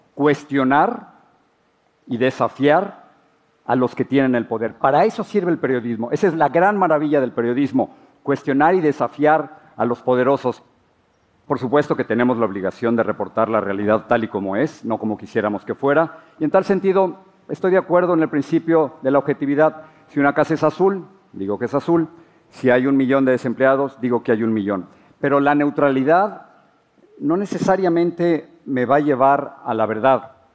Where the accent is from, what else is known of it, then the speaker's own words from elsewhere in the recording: Mexico City, Mexico; moved away as an adult; now in United States; Crecí en la Ciudad de México, soy el mayor de cinco hermanos